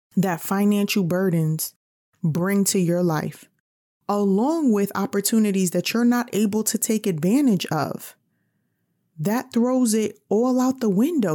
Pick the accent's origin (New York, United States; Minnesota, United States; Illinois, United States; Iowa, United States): New York, United States; I'm from New York